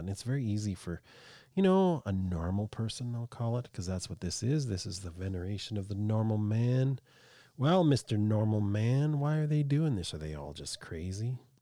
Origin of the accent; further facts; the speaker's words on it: Canada; I'm a Canadian